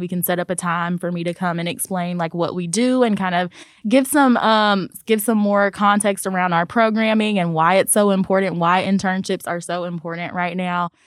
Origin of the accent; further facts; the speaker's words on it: Memphis, Tennessee, United States; I am a Memphis native